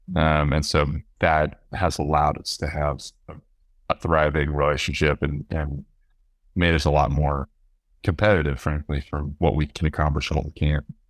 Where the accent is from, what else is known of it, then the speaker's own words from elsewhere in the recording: Austin, Texas, United States; I was born and raised in Austin